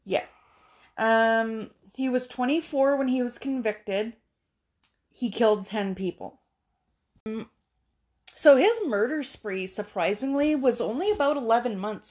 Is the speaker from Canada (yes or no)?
yes; Canada; in Canada